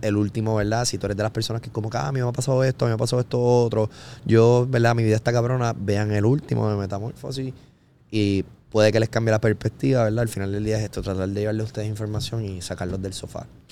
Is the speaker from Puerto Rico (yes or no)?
yes; Carolina, Puerto Rico; yo soy de Carolina